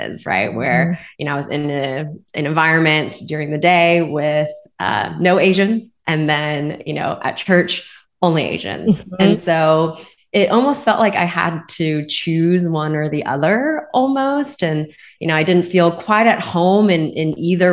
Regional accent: Spring, Texas, United States; grew up in Houston, Texas. However, I grew up kind of in the northern outskirts of Houston, called Spring, Texas

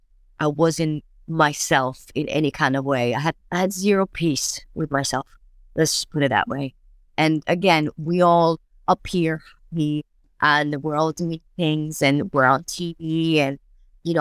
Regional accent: New York, United States; now in London, United Kingdom; it was great to be moving to London, you know, I was from New York and I was fantastic.

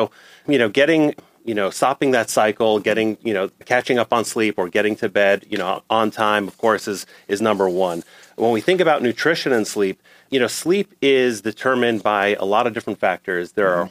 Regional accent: New York City, New York, United States; I grew up in New York City

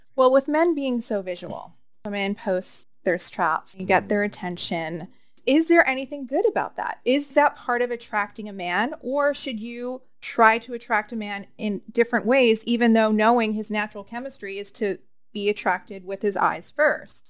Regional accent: East Coast, United States; now in California, United States; I'm from the East Coast.

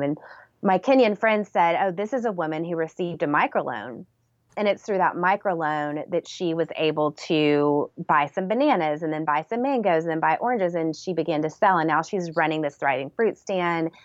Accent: San Antonio, Texas, United States; I was born in San Antonio, Texas

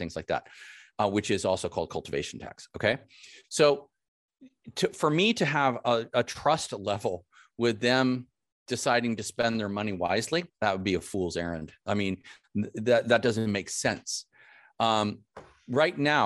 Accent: California, United States; me as a Californian, native Californian, I'm a fifth generation Californian

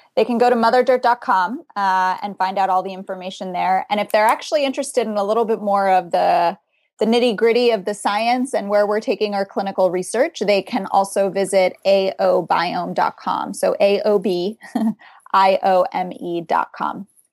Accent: South Florida, United States; now in Boston, United States; I come from South Florida. That's where I grew up.

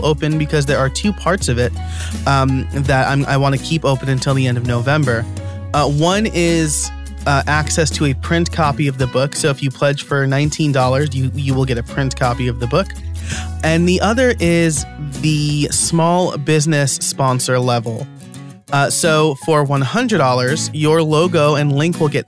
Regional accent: New York, United States; As a New Yorker, I dropped the H sound

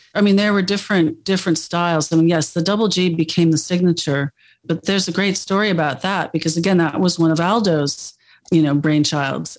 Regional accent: United States; moved away as an adult; also born or lived in Milan

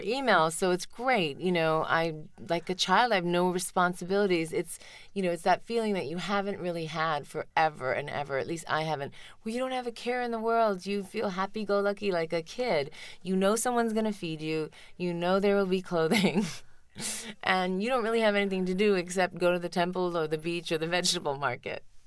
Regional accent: India; moved away; in spite of all the time I spent in, in India, I really didn't go to school in Tamil. Even in, in India, I went to Saint Michael's Academy

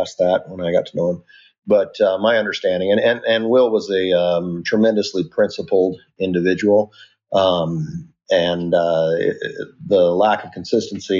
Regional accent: Alaska, United States; now in Marsing, United States; I'm originally from Alaska, down here in Marcy, Idaho now.

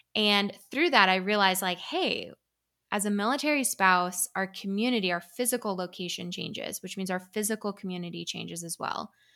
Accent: Vermont, United States; moved away as an adult; now in Tucson, United States; Originally, I'm from Vermont

